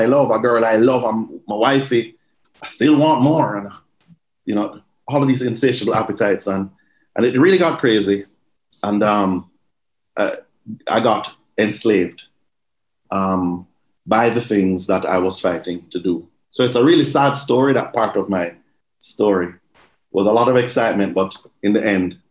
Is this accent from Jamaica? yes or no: yes; Jamaica; Growing up in Jamaica, you know, I would just say, we grew up in a church, but we grew up in Jamaica